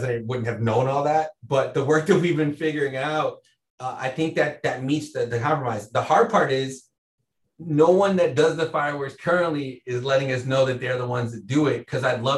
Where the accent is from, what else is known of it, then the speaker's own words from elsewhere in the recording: Chicago, Illinois, United States; I grew up in Wicker Park